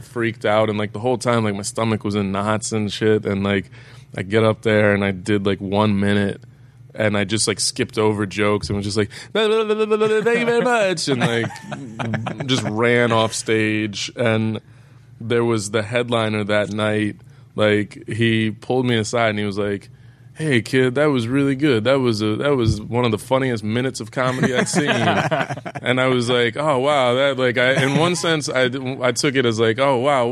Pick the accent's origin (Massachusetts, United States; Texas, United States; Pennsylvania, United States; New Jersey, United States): Texas, United States; Dallas; also born or lived in North Carolina / New York; now in Los Angeles, United States; Originally, I grew up in Dallas, Texas, and then I moved to North Carolina for a little bit